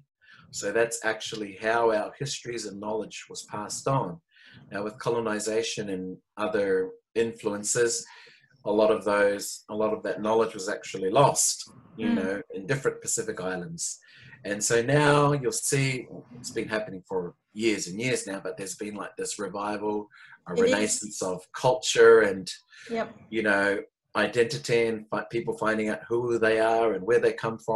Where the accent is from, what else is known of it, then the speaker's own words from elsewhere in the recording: Whitsundays, Queensland, Australia; also born or lived in Hamilton, New Zealand / Japan / Sydney, Australia; that was pretty much my school years, was brought up in the Whitsundays